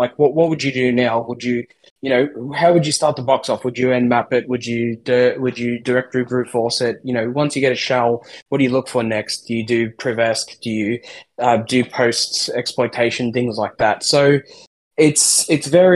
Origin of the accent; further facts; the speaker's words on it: Australia; we're all from Australia, all three of us. We're also from three different parts of Australia